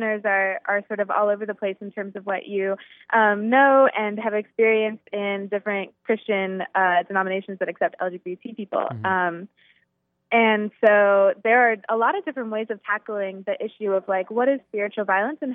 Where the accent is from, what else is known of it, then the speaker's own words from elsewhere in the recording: Virginia, United States; a denomination that I am super familiar with growing up in Virginia.